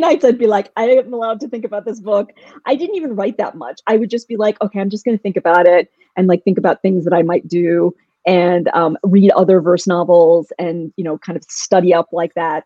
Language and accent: English; Louisville, Kentucky, United States; moved away; I grew up in Louisville, Kentucky, where we had a small Indian community, but not a huge one.